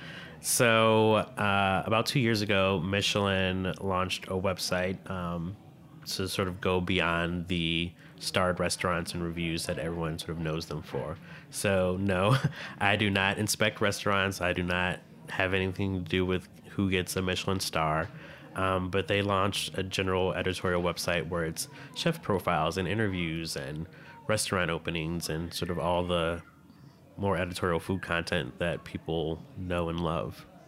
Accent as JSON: {"language": "English", "region": "Midwest", "country": "United States", "tie": "born or raised there", "said": "I grew up in the Midwest"}